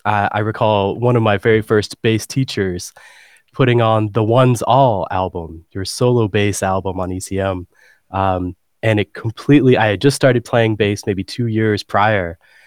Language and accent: English; Dallas-Fort Worth area, Texas, United States; I grew up in Texas here in the States, and I grew up in the Dallas-Fort Worth area